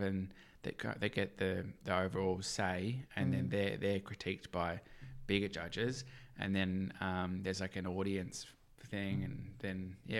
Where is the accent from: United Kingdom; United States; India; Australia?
Australia; being Australian